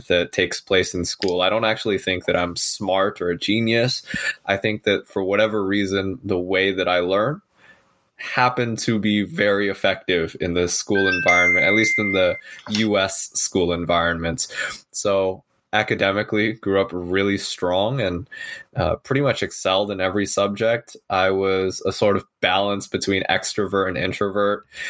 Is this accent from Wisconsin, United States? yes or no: no; San Francisco Bay Area, California, United States; I'm born and raised here in uh, San Francisco Bay Area, sort of heart of Silicon Valley